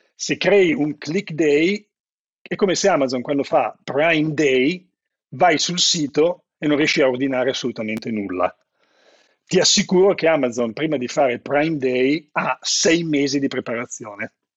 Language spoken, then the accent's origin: Italian; Italy; moved away as an adult; also born or lived in Seattle, United States; il mio paese